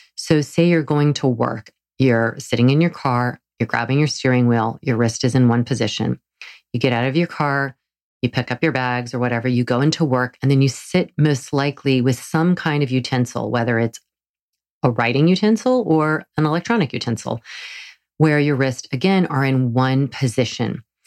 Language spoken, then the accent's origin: English; the South, Southern United States, United States; accent: southern; my southern accent